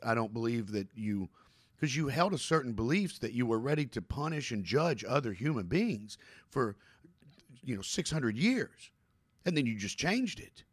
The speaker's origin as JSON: {"language": "English", "region": "Kentucky", "country": "United States", "said": "I'm from Kentucky"}